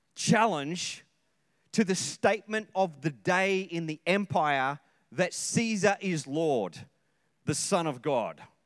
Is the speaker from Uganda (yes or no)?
no; Sydney, New South Wales, Australia; moved away; I come from Sydney